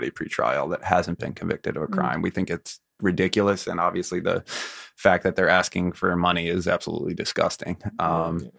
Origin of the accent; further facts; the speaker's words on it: Philadelphia, Pennsylvania, United States; moved away; I grew up in Philadelphia